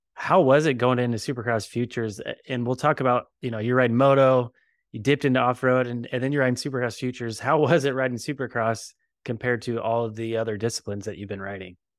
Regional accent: Bakersfield, California, United States; I'm from Bakersfield, so I guess I'm Sin Cal

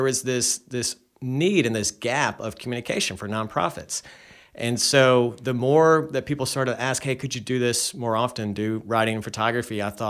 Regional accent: Charlotte, North Carolina, United States; Yeah, so I grew up here in Charlotte and went to UNC Chapel Hill, studied education, came back here and taught school

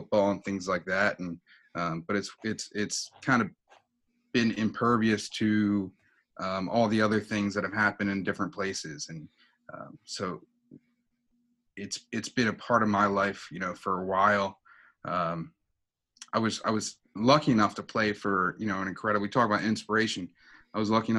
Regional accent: Gloucester City, New Jersey, United States; stay in my hometown and coach youth football for a little bit

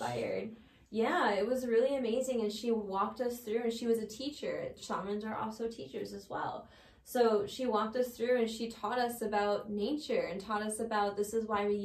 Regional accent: United States; we're coming from America

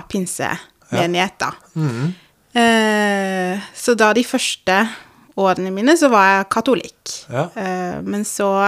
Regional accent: Grimstad, Agder, Norway; Ja. Jeg er fra Grimstad. Mm. Det er det ingen som tror på når de hører at jeg snakker

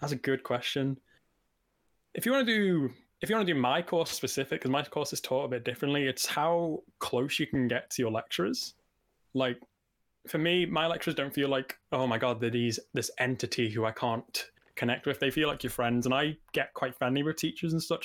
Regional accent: Liverpool, North West England, United Kingdom; moved away as an adult; now in Nottingham, United Kingdom; I'm living away from home 'cause I'm from Liverpool and I'm currently in Nottingham

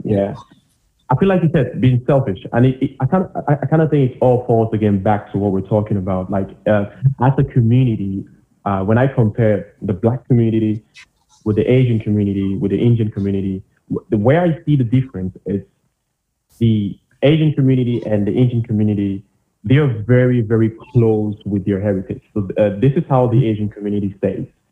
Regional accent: Cameroon; now in Germany; I, I, I came from Cameroon.

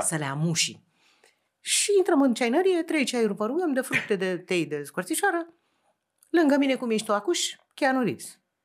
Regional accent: Romania; din România lucrez la o televizie

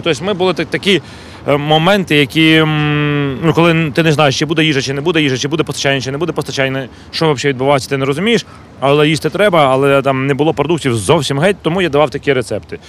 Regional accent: Kyiv, Ukraine; я м, киянин

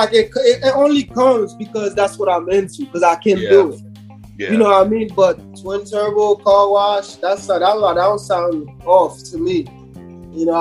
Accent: Haiti; also born or lived in Brooklyn; now in United States; I was born in Haiti

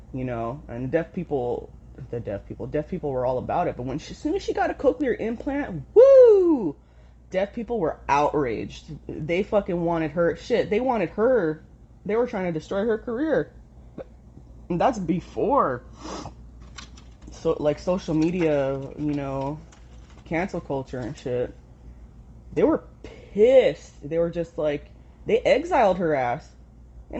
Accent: Southern California, United States; I grew up in Southern California

